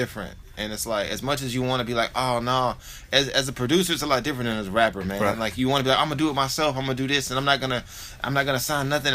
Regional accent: Nashville, Tennessee, United States; I'm from Nashville

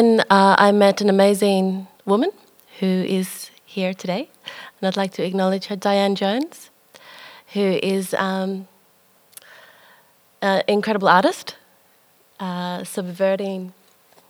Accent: Melbourne, Victoria, Australia; I was born in Melbourne.

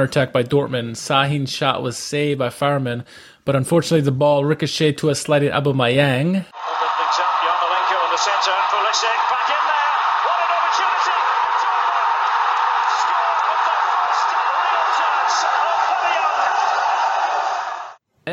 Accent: United States; I'm an American

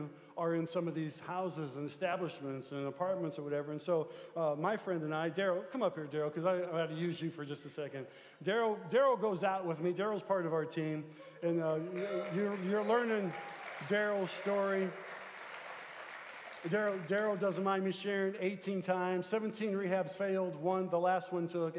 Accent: Midwest, United States; we're from the Midwest

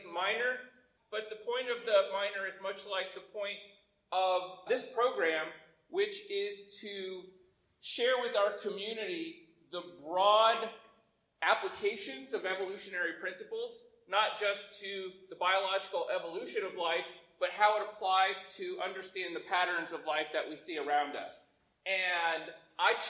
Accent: Indiana, United States; I'm from Indiana

